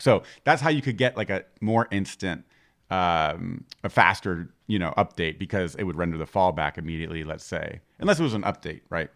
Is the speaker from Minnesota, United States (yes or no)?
no; Florida, United States; I'm from Florida